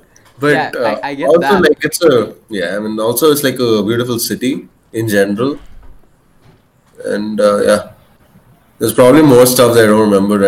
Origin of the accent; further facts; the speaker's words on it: Mysore, Karnataka, India; I was born in Mysore.